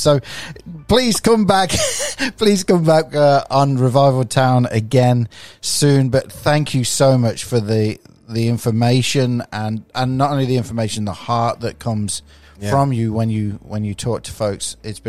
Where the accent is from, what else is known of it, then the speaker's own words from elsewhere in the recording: England, United Kingdom; moved away as an adult; now in United States; As you can tell, I'm from England originally, although it's been 30 years nearly. 30 years being in America.